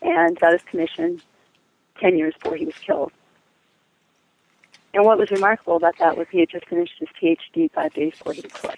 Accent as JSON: {"language": "English", "town": "Boise", "region": "Idaho", "country": "United States", "tie": "born or raised there", "moved": "as an adult", "said": "I grew up in Boise, Idaho."}